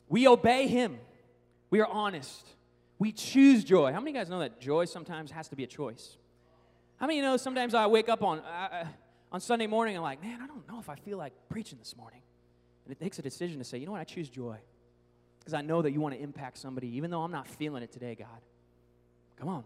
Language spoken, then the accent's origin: English; Seattle, Washington, United States; now in Oklahoma, United States; I grew up in Seattle in the Northwest